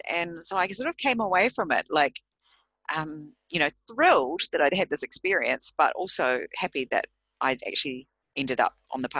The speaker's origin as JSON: {"language": "English", "country": "New Zealand", "moved": "yes", "lives_now": "Japan", "said": "not because I'm a New Zealander, but yeah, just because I'm in Japan"}